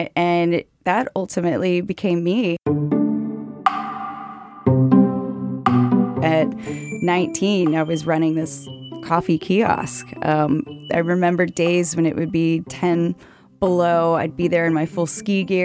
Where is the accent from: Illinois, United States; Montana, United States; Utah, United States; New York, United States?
Utah, United States; Park City; now in Washington, D.C., United States; I am from Park City, Utah, the home of Sundance Film Festival. But when I was growing up there, it was pretty small town